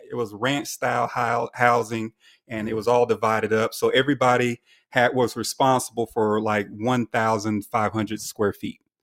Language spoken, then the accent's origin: English; Alabama, United States; moved away as an adult; now in Nashville, United States; I originated from Alabama